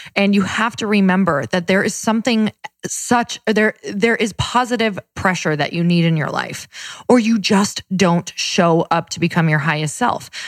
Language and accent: English; Midwest, United States; I'm from the Midwest